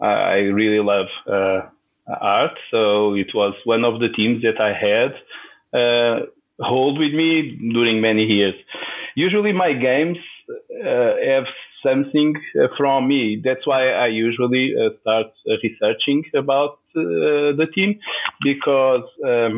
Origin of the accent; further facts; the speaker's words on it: Lisbon, Portugal; I live in Lisboa. That's my hometown. Of course, Portugal is my country